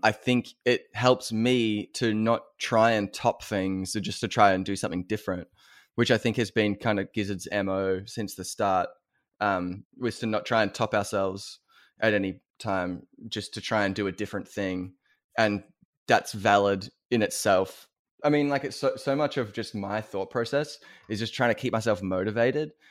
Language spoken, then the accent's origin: English; Australia; as an Australian